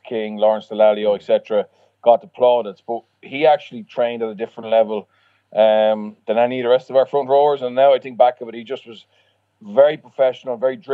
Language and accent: English; Leinster, Ireland; moved away as an adult; also born or lived in France; now in Wales, United Kingdom; Leinster was my home province